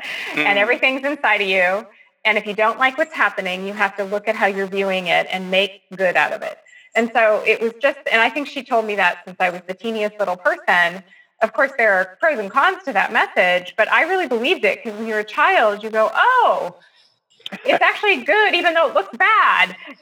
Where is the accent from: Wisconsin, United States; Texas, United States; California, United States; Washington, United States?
California, United States; I grew up in California in the late 60s and 70s